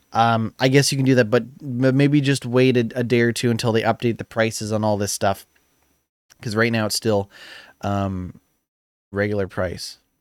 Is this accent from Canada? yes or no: yes; Canada; I'm Canadian